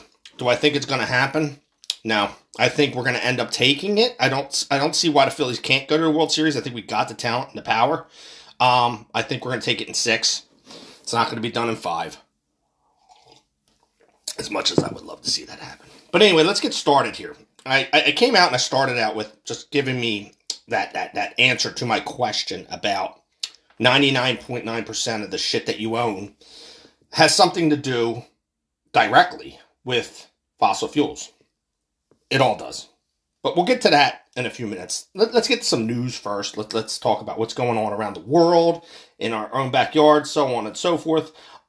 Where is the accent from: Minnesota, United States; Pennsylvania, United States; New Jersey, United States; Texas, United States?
Pennsylvania, United States; Philadelphia; I am a Philadelphian